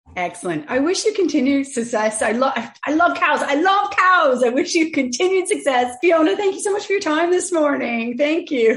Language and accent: English; Canada; now in Ireland; I'm originally from Canada